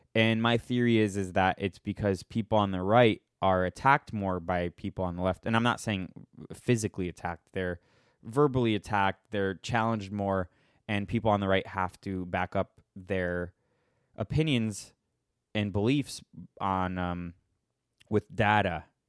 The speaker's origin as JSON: {"language": "English", "town": "Boston", "region": "Massachusetts", "country": "United States", "said": "I'm from Boston"}